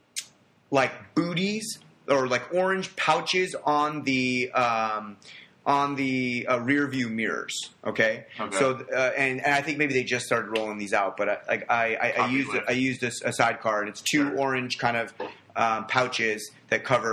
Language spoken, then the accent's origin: English; Los Angeles, California, United States; moved away; I'm originally from Los Angeles